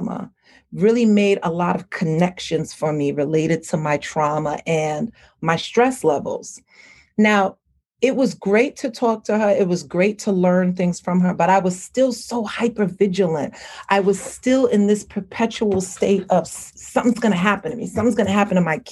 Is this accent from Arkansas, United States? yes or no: no; New York, United States; I was raised here in New York, but I grew up with a Caribbean family. Both my mother and my father is Haitian descent